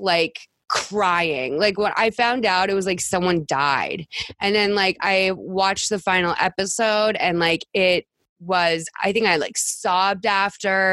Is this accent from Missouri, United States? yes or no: no; Massachusetts, United States; I'm from Massachusetts